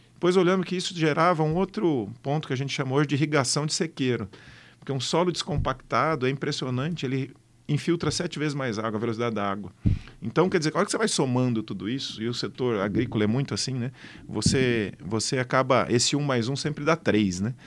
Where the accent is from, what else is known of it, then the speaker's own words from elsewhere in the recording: São Paulo, Brazil; also born or lived in Botucatu; eu já nasci em São Paulo, mas sempre tentei fugir de São Paulo para o interior